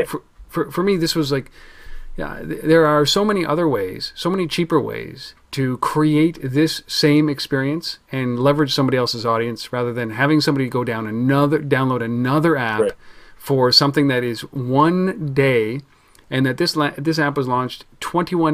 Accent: Canada; I'm Canadian

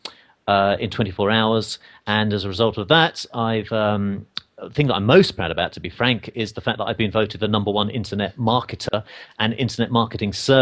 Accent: England, United Kingdom; now in United States; I'm an English guy. I live in America.

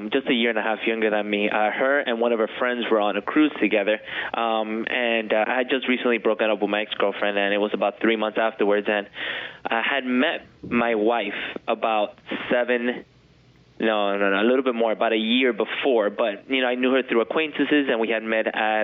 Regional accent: Miami, Florida, United States; I was born and raised here in Miami

